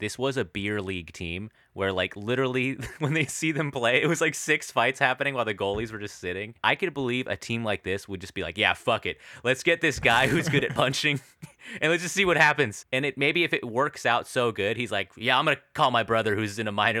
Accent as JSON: {"language": "English", "region": "Alaska", "country": "United States", "tie": "born or raised there", "said": "those commercials we'd see growing up in Alaska."}